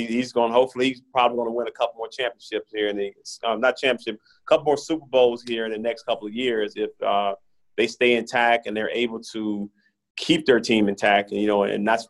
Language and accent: English; Tennessee, United States; My home state. I had to represent my home state, man.